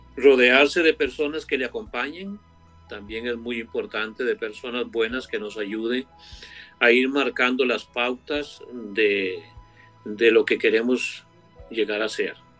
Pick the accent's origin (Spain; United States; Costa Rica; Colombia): Costa Rica; yo soy nativo de Costa Rica